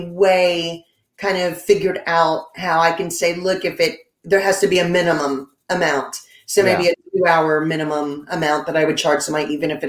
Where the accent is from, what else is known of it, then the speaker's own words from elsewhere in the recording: Lake Charles, Louisiana, United States; Yeah, that's how you just tell people, I'm from Lake Charles, Grant Cardone's home.